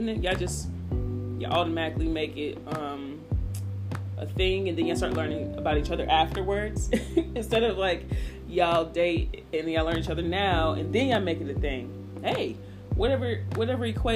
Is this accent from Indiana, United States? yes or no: yes; Indiana, United States; now in Atlanta, United States; I'm from Indiana